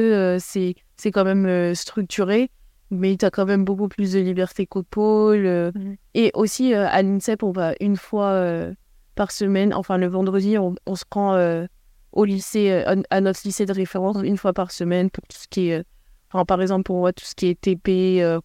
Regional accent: Paris, Île-de-France, France; moved away as an adult; now in Rhode Island, United States; je suis parisienne, donc je je m'éloignais pas trop de chez moi

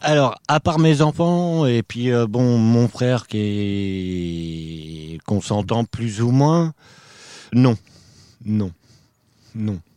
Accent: Normandy, France; moved away as an adult; also born or lived in Drôme; now in Paris, France; Alors à la base, moi je suis normand. J'ai fait partie de la DAS. J'avais deux ans. Et foyer, famille d'accueil, foyer, famille d'accueil, j'ai connu ça. J'ai toujours été en Normandie.

